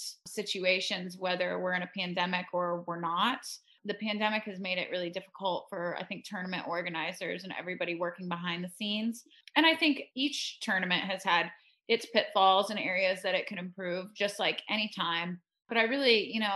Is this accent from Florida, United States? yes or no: yes; Florida, United States; growing up in Florida and playing in those windy environments as a kid